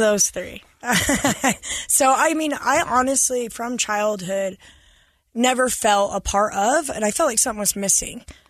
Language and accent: English; Farr West, Utah, United States; I grew up in Far West.